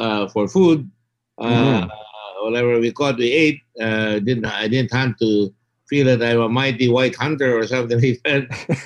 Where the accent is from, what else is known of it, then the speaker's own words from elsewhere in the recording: Philippines; I'm both American and Filipino, growing up in an American-Filipino community with a base